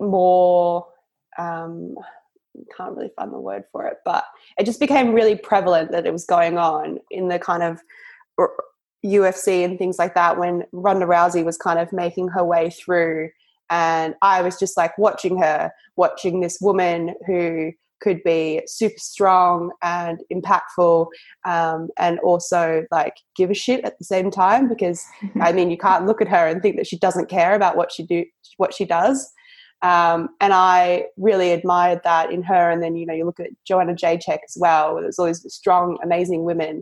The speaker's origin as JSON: {"language": "English", "region": "Victoria", "country": "Australia", "tie": "born or raised there", "moved": "as an adult", "lives_now": "London, United Kingdom", "said": "I grew up in a small country town about an hour outside of Melbourne"}